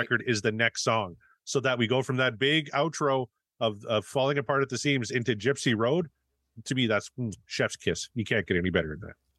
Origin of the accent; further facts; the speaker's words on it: Canada; I come from Canada, right? So I'm, I'm used to whiteout conditions